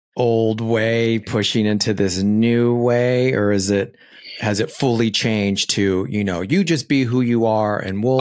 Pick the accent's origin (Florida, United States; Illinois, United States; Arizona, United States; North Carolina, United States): Arizona, United States; Phoenix; I was raised in Arizona